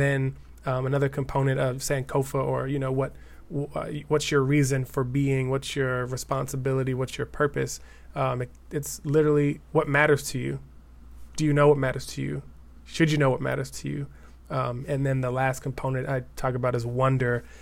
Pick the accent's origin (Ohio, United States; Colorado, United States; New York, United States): Colorado, United States; Denver; moved away as an adult; now in East Bay, California, United States; I'm originally from Denver, Colorado